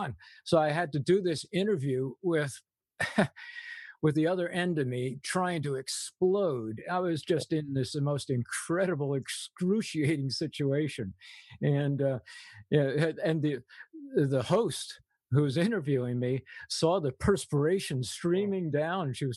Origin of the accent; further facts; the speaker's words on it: England, United Kingdom; moved away; I grew up in England. My mother was a war bride, so she was English